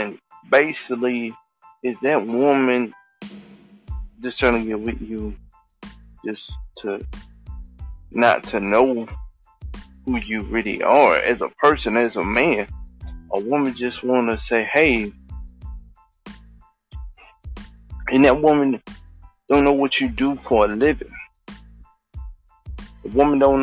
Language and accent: English; Thailand; I'm from Thailand.